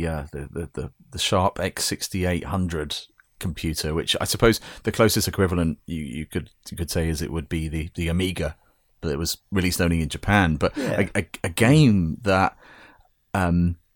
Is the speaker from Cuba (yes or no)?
no; United Kingdom; As a Brit